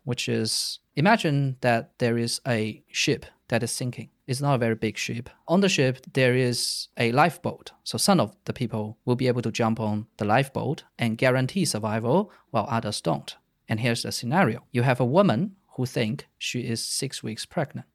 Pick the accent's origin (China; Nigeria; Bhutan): China; moved away as an adult; also born or lived in Netherlands; I grew up in China. I stayed in China until I was nineteen, and then I went to the Netherlands to study in university